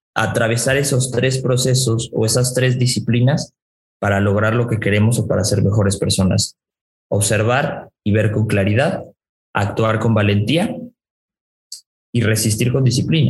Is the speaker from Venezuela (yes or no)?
no; Mexico; yo soy más mexicano que, que el nopal y que la tortilla